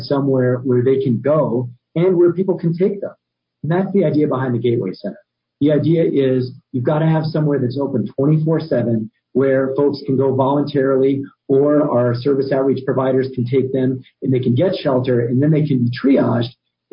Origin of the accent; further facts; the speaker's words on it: Albuquerque, New Mexico, United States; was born and raised in Albuquerque